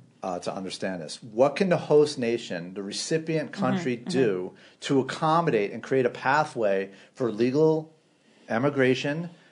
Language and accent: English; New York City, New York, United States; I'm definitely American, 100% born and raised, right? Born in the Bronx.